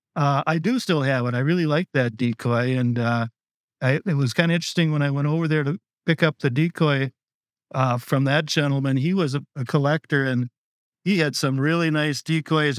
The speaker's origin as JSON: {"language": "English", "area": "Otter Tail County", "region": "Minnesota", "country": "United States", "tie": "born or raised there", "said": "I grew up in Ottertail County"}